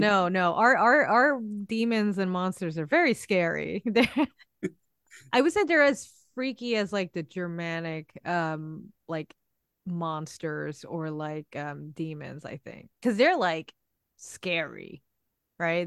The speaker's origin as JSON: {"language": "English", "region": "New York", "country": "United States", "tie": "born or raised there", "said": "I grew up in New York. I've lived here all my life."}